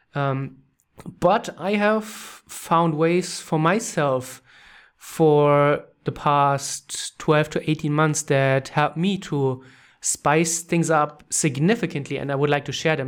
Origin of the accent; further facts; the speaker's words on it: Germany; English is a second language; moved away as an adult; also born or lived in Canada; I'm from Germany, orig-, uh, Germany originally